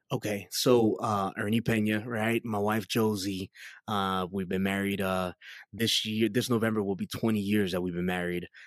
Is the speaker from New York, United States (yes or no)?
yes; New York City, New York, United States; moved away; I was born and raised in Queens, New York